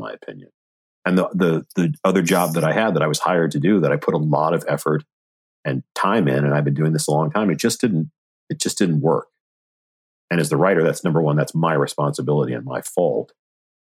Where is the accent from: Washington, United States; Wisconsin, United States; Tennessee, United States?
Washington, United States; Seattle; moved away as an adult; I was born in Seattle, Washington. I lived in Seattle, Washington until I was 18